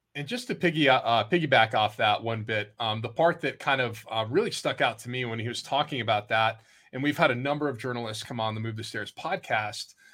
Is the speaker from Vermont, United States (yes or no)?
yes; Vermont, United States; I grew up in Vermont